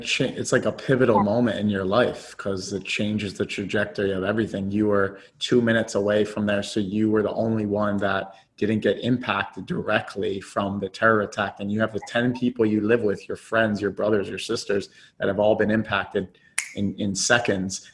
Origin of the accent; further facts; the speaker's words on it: Philadelphia, Pennsylvania, United States; I was in my hometown, the, the city that I was born in, and the founding of America